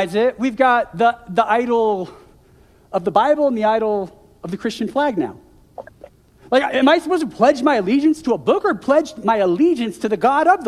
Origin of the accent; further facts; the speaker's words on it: United States; moved away as an adult; also born or lived in Seattle, Washington; now in Calgary, Canada; I'm an American